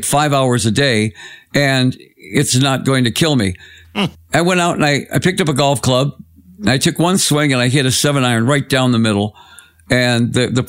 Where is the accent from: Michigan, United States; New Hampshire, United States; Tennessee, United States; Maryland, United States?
Michigan, United States; Detroit; my hometown, Detroit